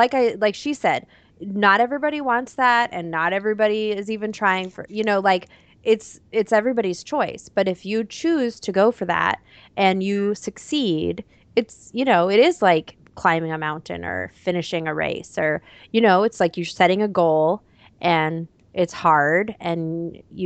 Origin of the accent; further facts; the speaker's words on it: Florida, United States; now in Minnesota, United States; I live in Minnesota and I'm from Florida